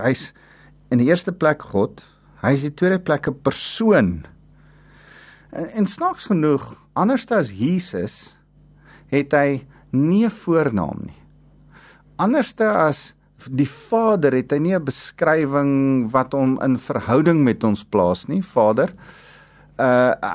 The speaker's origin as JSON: {"language": "Afrikaans", "country": "South Africa", "said": "ons agtergrond van waar ons as Afrikaners vandaan kom."}